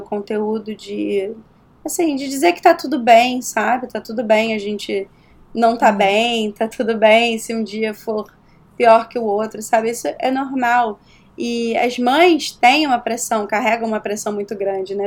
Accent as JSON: {"language": "Portuguese", "region": "Rio de Janeiro", "country": "Brazil", "accent": "carioca", "moved": "as an adult", "lives_now": "New York, United States", "said": "eu sou do Rio"}